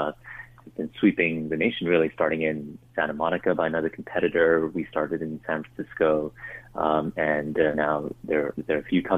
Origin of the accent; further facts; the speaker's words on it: Vancouver, British Columbia, Canada; also born or lived in Singapore; At the age of 10, family moved to Vancouver, I guess that's where I ended up picking up the hockey bug, and was there for high school